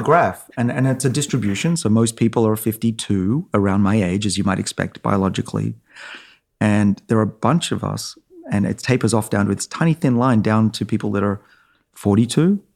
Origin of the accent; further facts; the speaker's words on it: Australia; moved away; I'm Australian